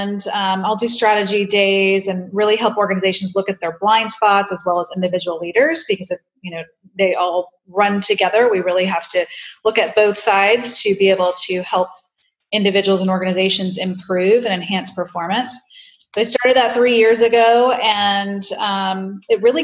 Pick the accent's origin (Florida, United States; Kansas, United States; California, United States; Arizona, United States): Florida, United States; Tampa; Home, Tampa